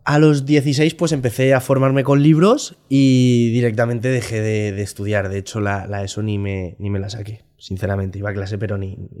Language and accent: Spanish; Valencia, Valencian Community, Spain; soy un, chico de Valencia